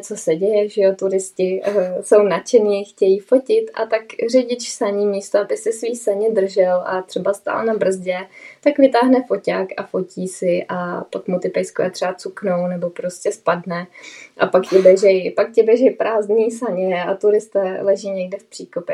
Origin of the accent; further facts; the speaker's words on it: Bohemia, Czechia; moved away; u nás v Čechách